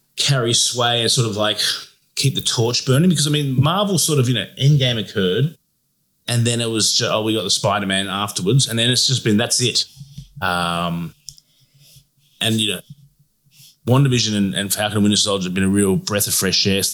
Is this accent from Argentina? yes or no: no; Australia; we're from Australia